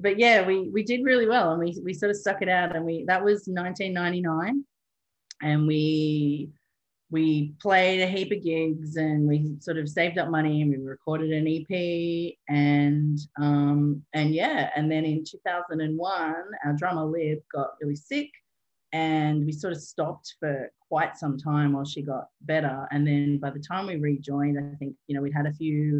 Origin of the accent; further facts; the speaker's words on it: Newcastle, New South Wales, Australia; moved away as an adult; also born or lived in Edinburgh / Cork; I got back to Newcastle, my hometown